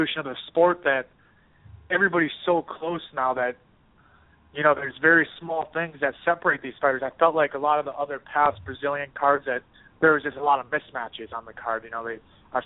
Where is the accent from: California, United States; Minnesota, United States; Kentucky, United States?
Minnesota, United States; now in Boston, United States; I'm from Minnesota